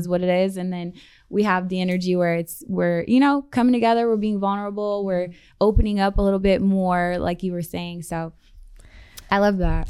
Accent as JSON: {"language": "English", "town": "Columbus", "region": "Ohio", "country": "United States", "also_born_or_lived": "Los Angeles", "moved": "as an adult", "lives_now": "Las Vegas, United States", "said": "I'm from the Midwest. I'm from Columbus, Ohio"}